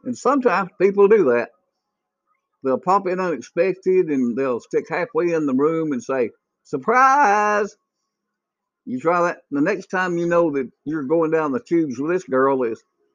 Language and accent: English; United States; I'm an American.